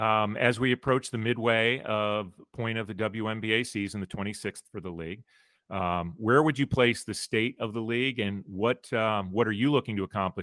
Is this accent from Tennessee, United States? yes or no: no; Chicago, Illinois, United States; Chicago, one of a three or four towns I call my hometown, which I get a lot of grief for, and rightfully so.